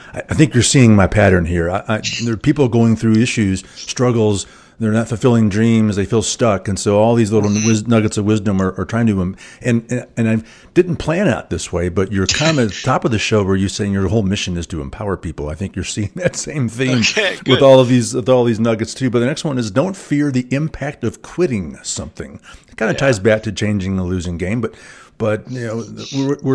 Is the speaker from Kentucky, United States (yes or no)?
yes; Louisville, Kentucky, United States; I grew up in Louisville